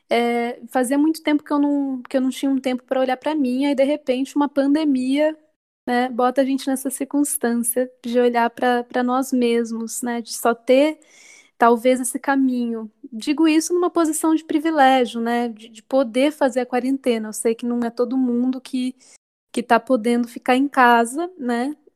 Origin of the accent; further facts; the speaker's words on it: Sorocaba, São Paulo, Brazil; eu sou cantora e compositora, sou natural de Sorocaba, interior de São Paulo.